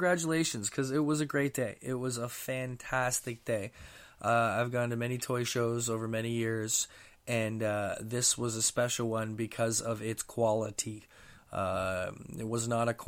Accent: Mississauga, Ontario, Canada; Held in my hometown here

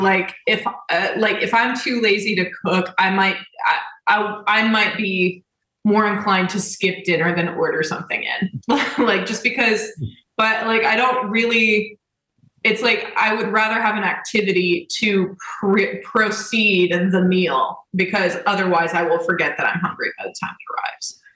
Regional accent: Indianapolis, Indiana, United States; I'm from Indianapolis.

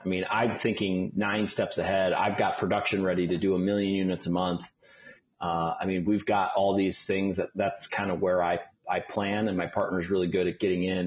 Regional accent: Milwaukee, Wisconsin, United States; moved away as an adult; also born or lived in Detroit, Michigan / Los Angeles, California; now in Atlanta, United States; my parents moved to Milwaukee, Wisconsin. So I lived uh, pretty much most of my life in Milwaukee

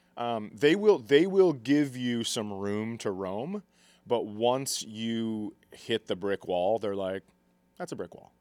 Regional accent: Fergus Falls, Minnesota, United States; I grew up in Fergus

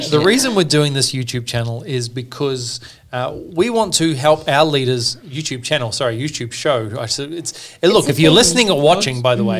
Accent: Southbridge, Canterbury, New Zealand; moved away as an adult; also born or lived in Australia; now in Sydney, Australia; I grew up in New Zealand in a little town called Southbridge, a town of maybe 700 people.

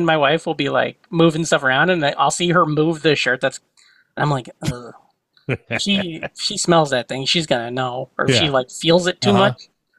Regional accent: Glenwood, United States; moved away; staying in Glenwood. Staying in my hometown, there's one hotel

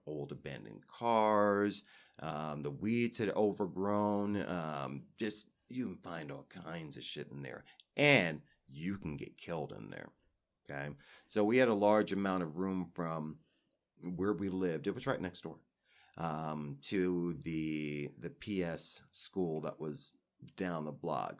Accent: New York, United States; I was raised in New York

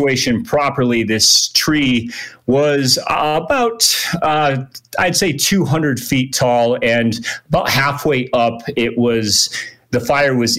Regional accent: Connecticut, United States; moved away as an adult; also born or lived in San Diego, California / Flagstaff, Arizona; now in Reno, United States; I originally grew up back east in Connecticut, but I came out west

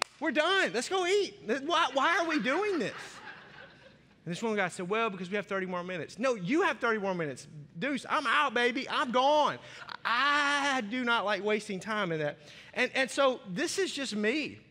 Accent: Arkansas, United States; I grew up in Arkansas

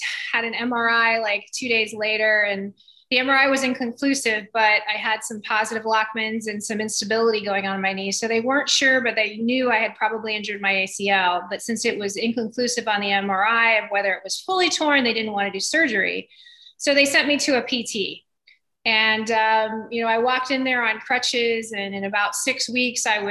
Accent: Winter Park, Florida, United States; also born or lived in Weslaco, Texas / Davis, California; when I was 6 years old, we moved to Winter Park, Florida, which is where I really grew up all the way through high school

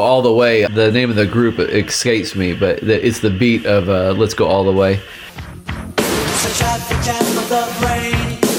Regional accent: Midwest, United States; I'm from the Midwest

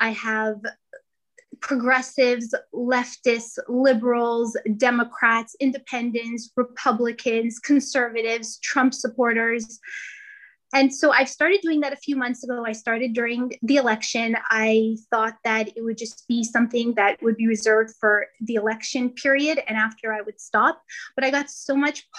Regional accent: Canada; now in New York, United States; I'm originally from Canada. I live in New York.

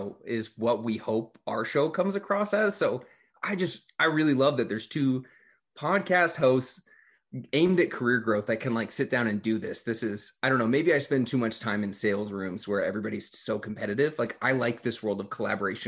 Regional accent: Glendale, California, United States; I grew up in Los Angeles, California, a little suburb called Glendale

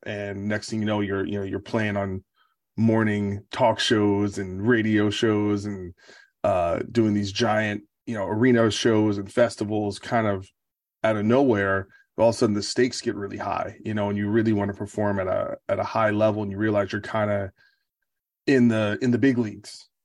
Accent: New Jersey, United States; growing up around Jersey

